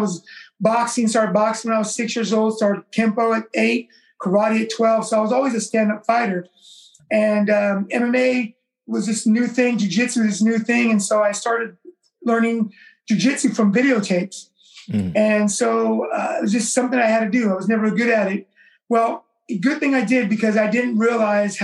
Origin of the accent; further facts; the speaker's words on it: Vallejo, California, United States; also born or lived in Oakland, California; Growing up in Vallejo when I was a kid, I'm originally from Oakland, California. I moved to Vallejo when I was a kid